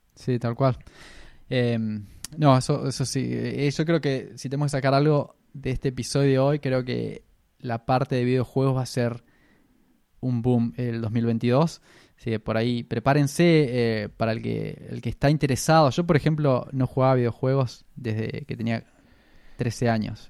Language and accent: Spanish; Argentina; now in Australia; nosotros venimos de Argentina